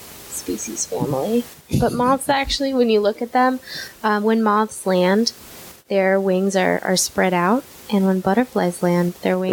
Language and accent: English; Nashville, Tennessee, United States; I grew up in Nashville, Tennessee